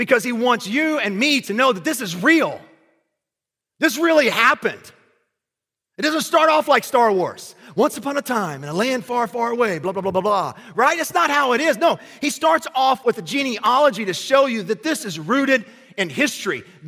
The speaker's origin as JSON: {"language": "English", "region": "Kentucky", "country": "United States", "tie": "born or raised there", "said": "I grew up in Kentucky"}